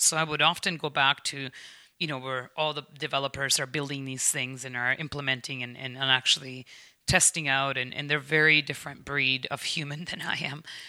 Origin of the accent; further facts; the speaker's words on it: United States; now in Canada; as an American